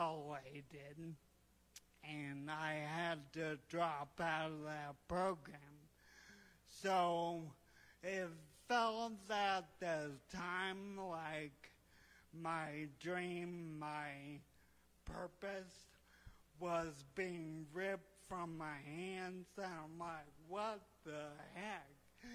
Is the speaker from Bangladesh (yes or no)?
no; Indonesia; So My story, I grew up in Indonesia, the son of missionary parents, and faith has always been very important for me.